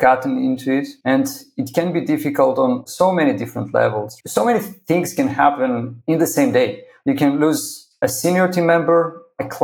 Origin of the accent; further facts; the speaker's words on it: Greece; I'm originally from Greece. You know, I was born and raised there